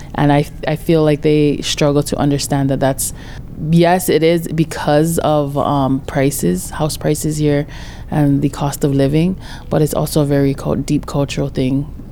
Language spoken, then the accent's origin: English; Lahaina, Hawaii, United States; I was born and raised in Lahaina side